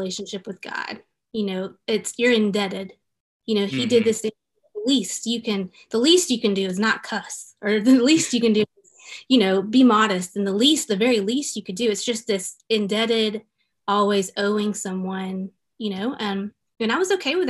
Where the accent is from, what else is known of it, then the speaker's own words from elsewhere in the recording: Memphis, Tennessee, United States; moved away; I grew up in Memphis, Tennessee